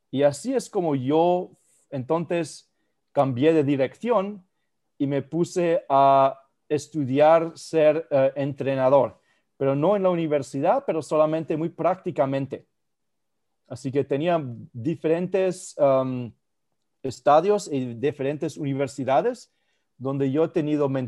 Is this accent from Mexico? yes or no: no; Spain; also born or lived in Germany; yo, eh, eh, crecí en España y en Alemania y yo jugué el tenis y el fútbol